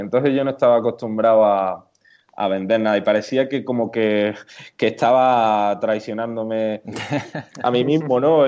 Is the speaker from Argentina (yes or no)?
no; Córdoba, Andalusia, Spain; accent: southern; also born or lived in Málaga; now in Granada, Spain; por el acento notaréis que, soy del sur, soy de Córdoba, aunque ahora mismo vivo en Granada